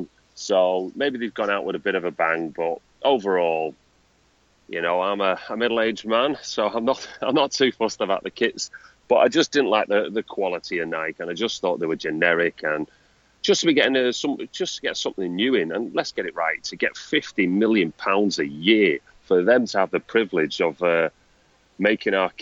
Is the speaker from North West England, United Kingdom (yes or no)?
yes; Manchester, North West England, United Kingdom; I'm a bloke from Manchester